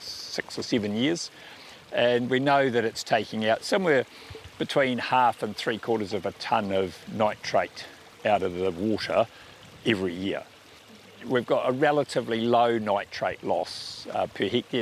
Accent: Porirua, Wellington, New Zealand; moved away; also born or lived in South Wairarapa; I grew up in Cannons Creek in Porirua

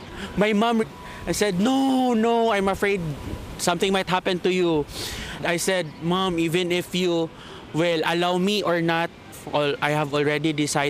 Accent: Marawi, Bangsamoro, Philippines; the most challenged community as of the moment is my hometown, Marawi City.

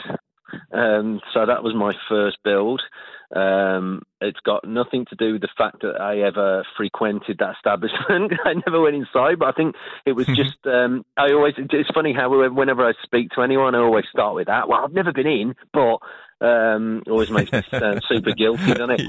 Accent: Birmingham, West Midlands, United Kingdom; now in Christchurch, New Zealand; I'm from Birmingham, which is a very miserable place back in England

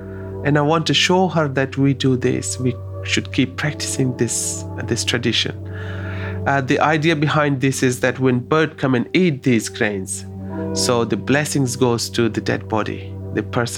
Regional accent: Afghanistan; now in Australia; When you introduce yourself to a Kemilir descendant, that I'm also from Afghanistan, that is something beautiful. I found my watandar, my countrymen, here in Australia

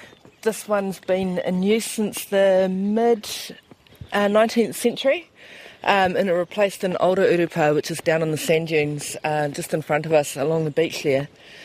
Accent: Otago Peninsula, New Zealand; no tākau ahau … So, Ōtakou is where I'm from … Whānau's been here generations.

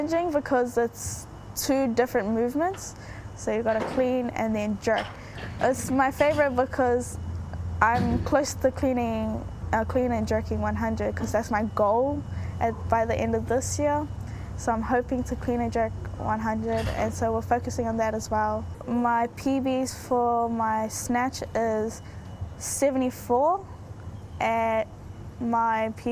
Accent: Auckland, New Zealand; I was born and raised in New Zealand

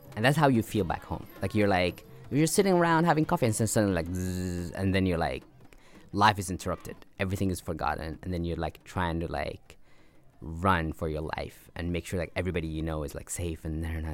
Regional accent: Abu Dhabi, United Arab Emirates; also born or lived in Sudan; we moved to United Arab Emirates, and I grew up in Abu Dhabi

